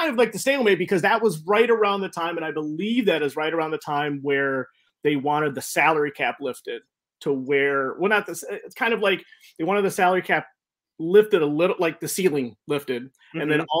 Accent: Norfolk, Virginia, United States; moved away; also born or lived in Missouri; I'm originally from Norfolk. So I'm originally from the East Coast, soggy, rainy, London-esque East Coast.

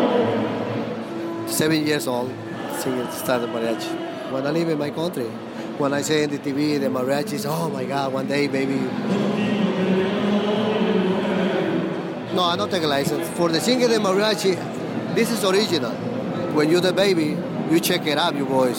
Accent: Ecuador; English is a second language; now in New York, United States; I'm from Ecuador. I live in New York

